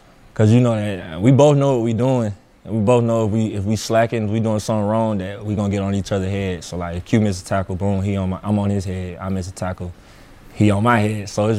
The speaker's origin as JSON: {"language": "English", "town": "Atlanta", "region": "Georgia", "country": "United States", "said": "Now, I'm from Atlanta, and everybody in Atlanta raps."}